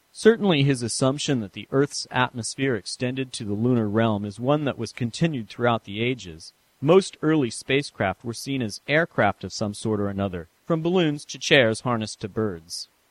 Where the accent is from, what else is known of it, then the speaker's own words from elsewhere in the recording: San Francisco, California, United States; moved away; my hometown of San Francisco